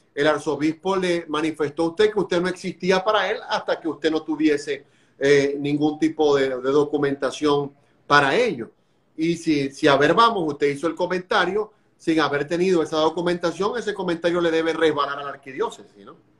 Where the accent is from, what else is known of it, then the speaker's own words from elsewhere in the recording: Maracaibo, Zulia, Venezuela; now in Orlando, United States; De, Maracaibo, de la, de, la limpia, por allá.